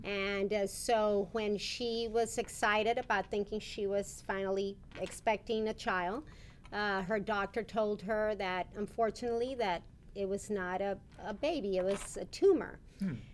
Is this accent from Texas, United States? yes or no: yes; Rio Grande City, Texas, United States; also born or lived in McAllen, Texas; I was raised in Rio Grande City, Texas